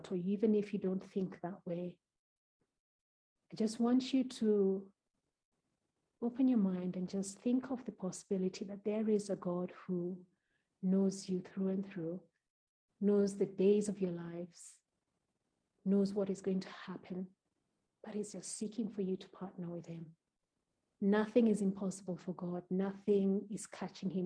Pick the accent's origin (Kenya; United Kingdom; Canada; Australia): Kenya; Kenya being my home country